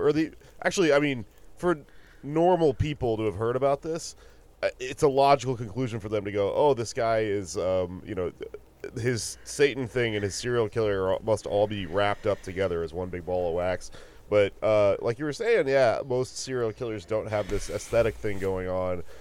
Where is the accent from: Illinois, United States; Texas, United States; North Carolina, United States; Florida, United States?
Texas, United States; I'm from Texas and I'm half Mexican